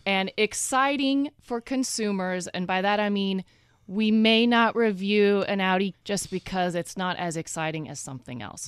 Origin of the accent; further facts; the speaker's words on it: Oregon, United States; moved away; also born or lived in Texas; I'm originally from the West Coast.